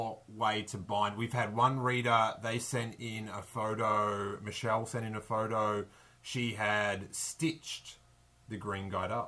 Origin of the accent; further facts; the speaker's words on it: Australia; You'd think I'd know that being Australian.